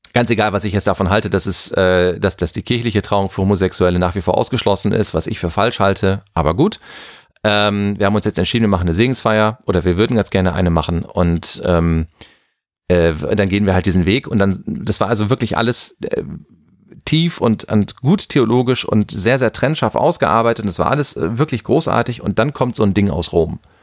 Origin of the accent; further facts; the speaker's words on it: Germany; bei uns in Deutschland